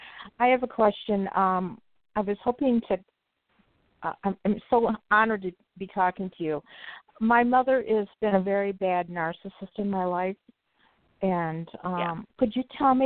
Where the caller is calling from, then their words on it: Wisconsin, United States; I'm calling from Wisconsin